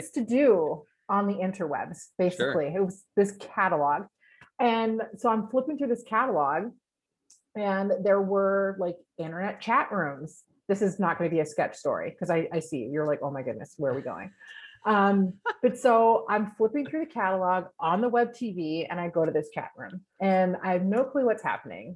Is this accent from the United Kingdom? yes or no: yes; England, United Kingdom; also born or lived in California / Wisconsin / Texas; now in United States; I grew up in England, went to California